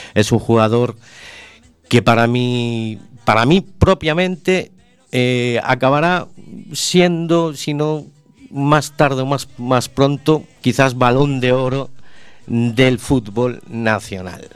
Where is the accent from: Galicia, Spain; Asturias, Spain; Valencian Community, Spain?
Galicia, Spain; Vigo; born or raised there